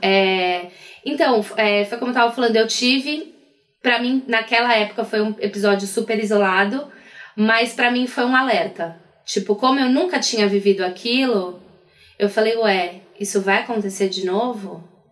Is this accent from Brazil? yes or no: yes; Brazil; sou do Brasil